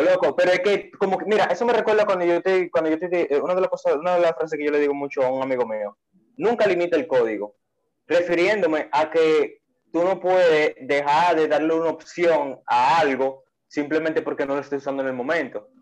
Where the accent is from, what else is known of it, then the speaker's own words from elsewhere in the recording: Dominican Republic; ya conocemos como dominicanos